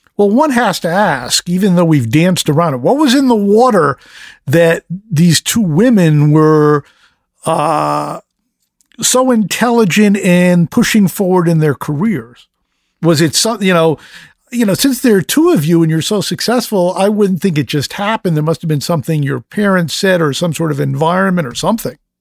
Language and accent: English; United States; I'm an American